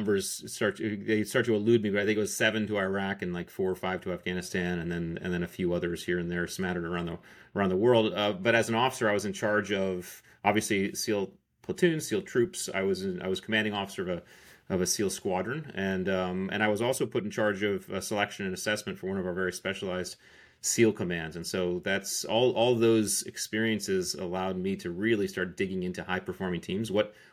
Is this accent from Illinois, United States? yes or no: no; Connecticut, United States; Yeah, sure. I grew up in Connecticut. I joined the Navy.